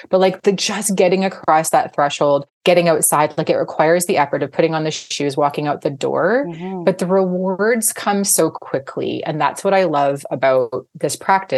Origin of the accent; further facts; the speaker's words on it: Vancouver, British Columbia, Canada; I'm from Vancouver, British Columbia